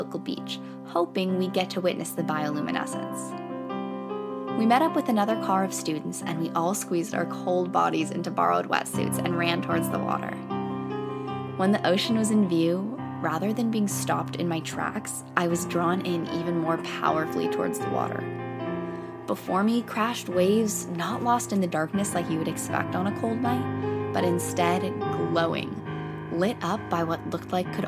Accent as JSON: {"language": "English", "area": "Bay Area", "region": "California", "country": "United States", "said": "I'm from the Bay Area"}